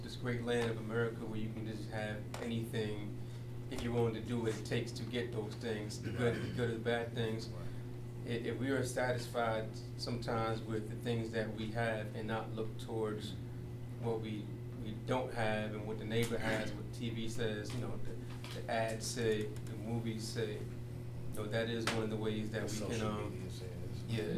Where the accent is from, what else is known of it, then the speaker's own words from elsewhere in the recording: New York, United States; I'm from New York